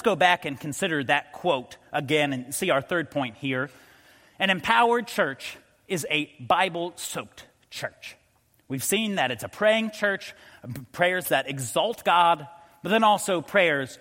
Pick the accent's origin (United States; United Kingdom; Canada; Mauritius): United States; Colorado; moved away; I grew up in Colorado